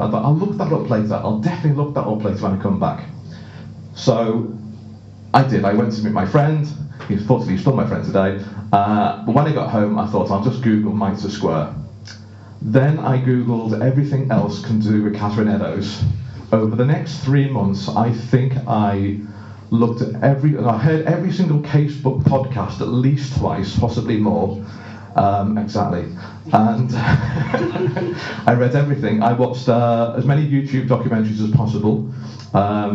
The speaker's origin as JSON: {"language": "English", "town": "Liverpool", "region": "North West England", "country": "United Kingdom", "tie": "born or raised there", "said": "I grew up in Liverpool in the 1970s"}